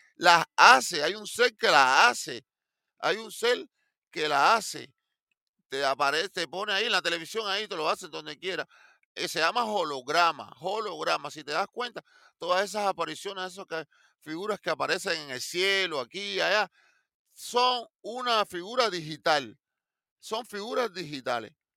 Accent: Cuba; moved away; yo soy cubano

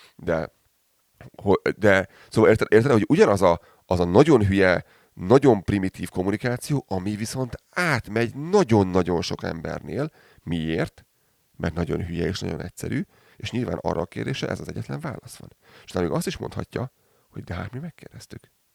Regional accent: Hungary; now in Calgary, Canada; én így magyarként

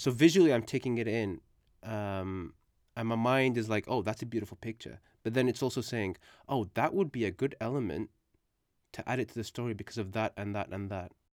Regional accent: United Kingdom; English is a second language; when we moved to the U K, uh, it was, um, for, you know, in search of a better life. And, um, at the age of four

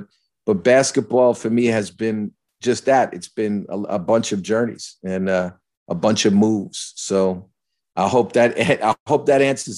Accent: New York, United States; So I knew as a New Yorker, you know, if you get in a hospital room and operation in 2 days, it's serious.

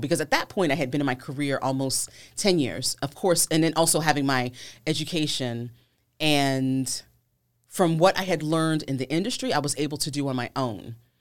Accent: Virginia, United States; I'm from Virginia, so it was local

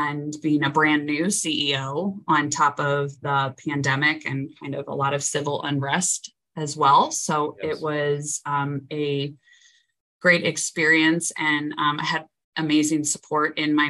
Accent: St. Louis, Missouri, United States; I was born and raised in St. Louis, grew up in St. Louis Hills

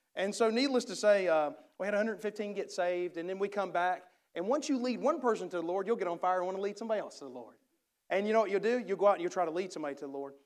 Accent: United States; accent: redneck

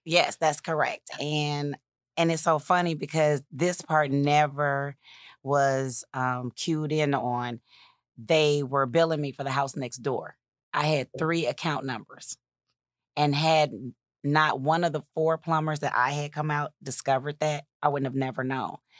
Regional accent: Kankakee, Illinois, United States; moved away as an adult; also born or lived in Atlanta; I grew up in Kankakee. I am a native

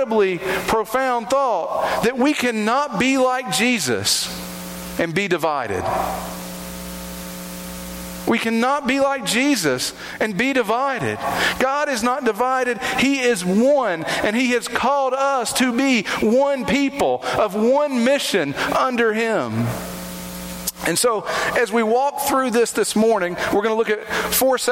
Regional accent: Kingsport, Tennessee, United States; I'm originally from Kingsport

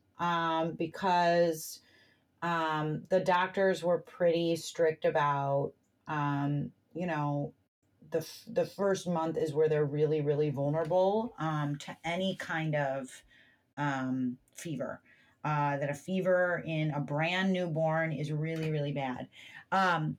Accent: United States; as an American

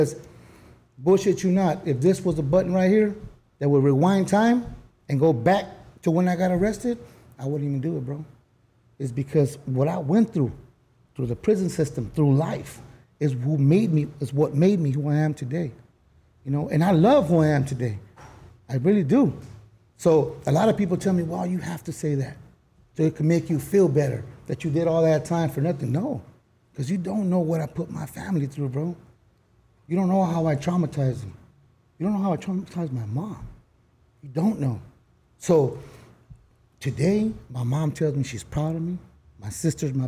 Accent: Los Angeles, California, United States; also born or lived in South Central, Los Angeles; I used to be from Hickory.

